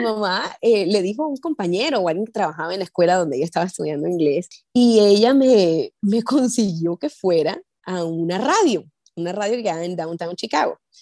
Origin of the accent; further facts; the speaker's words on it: Barranquilla, Atlántico, Colombia; moved away as an adult; also born or lived in Chile; now in Houston, United States; yo soy barranquillera